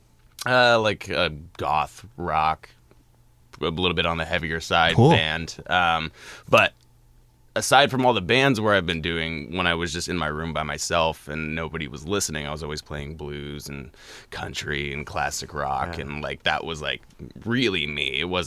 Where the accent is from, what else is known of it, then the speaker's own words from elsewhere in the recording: Eastpointe, Michigan, United States; also born or lived in Los Angeles, United States; now in Seattle, United States; I grew up in East Detroit. Moved to LA, and now I moved up here for Golden Wolf